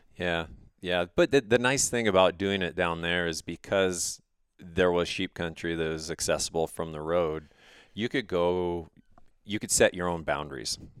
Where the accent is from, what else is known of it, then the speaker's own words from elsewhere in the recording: Missoula, Montana, United States; I grew up outside of Missoula in the western part of the state